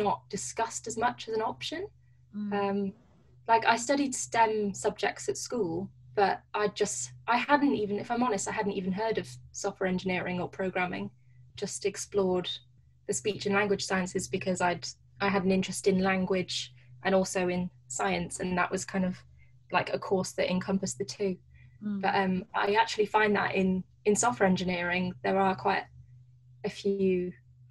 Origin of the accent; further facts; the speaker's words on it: Gloucestershire, South West England, United Kingdom; I'm from Gloucestershire and kind of wanted to stay in the southwest.